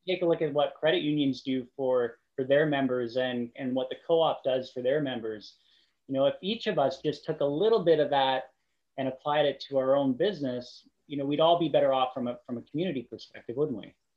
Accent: Qualicum Beach, British Columbia, Canada; I grew up in a small town. I grew up in Qualicum Beach.

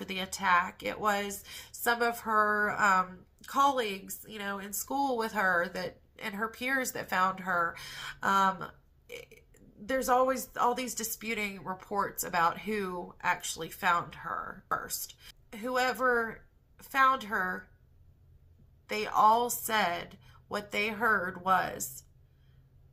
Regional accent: Western North Carolina, United States; I grew up in Western North Carolina

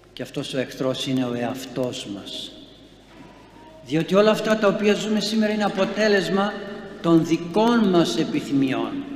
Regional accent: Greece; είμαι Έλληνας

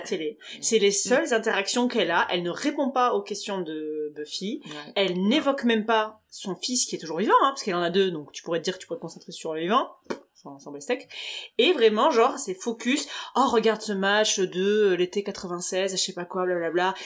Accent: France; en tant qu'Européenne et en tant que Française

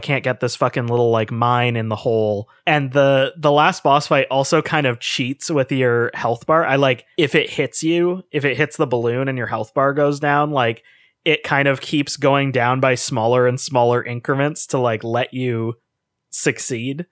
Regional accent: Canada; we're from Canada

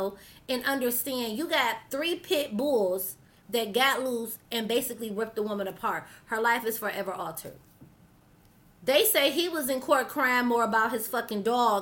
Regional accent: Detroit, Michigan, United States; I'm from Detroit City

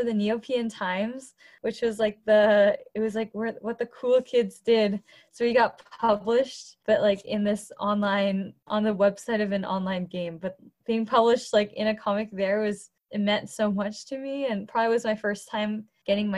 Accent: Cupertino, California, United States; also born or lived in Boston; I'm in my home in Cupertino. It's where I grew up.

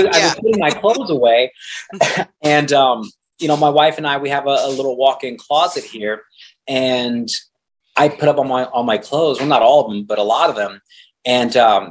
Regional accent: Kansas, United States; moved away as an adult; also born or lived in New Jersey; I was born and raised in Kansas

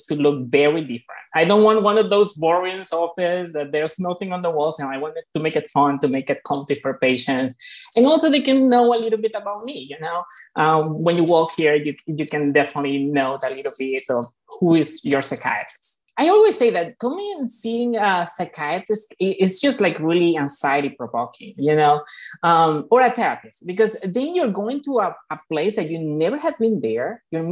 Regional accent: Venezuela; moved away as an adult; now in Chicago, United States; I'm actually from Venezuela. I moved to United States about 10 years ago.

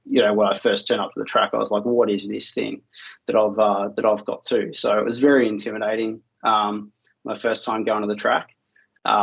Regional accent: Melbourne, Victoria, Australia; I'm from Australia in a city called Melbourne

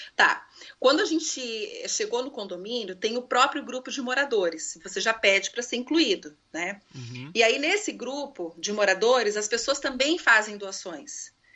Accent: Maringá, Paraná, Brazil; moved away as an adult; also born or lived in Rio de Janeiro; now in Coconut Creek, United States; Não nascida lá, mas eu fui criada né, é, lá, então eu me considero paranaense

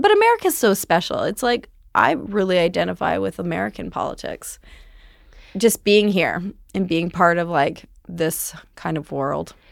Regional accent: Powell River, British Columbia, Canada; moved away as an adult; also born or lived in Vancouver; now in Los Angeles, United States; I am from a very small town in British Columbia called Powell River.

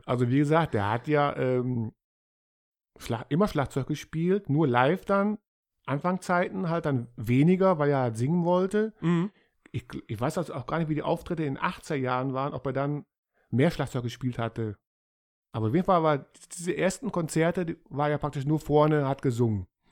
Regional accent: Germany; als Deutsche

